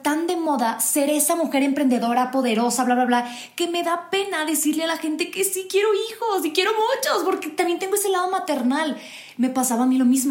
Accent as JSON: {"language": "Spanish", "country": "Mexico", "said": "soy mexicana"}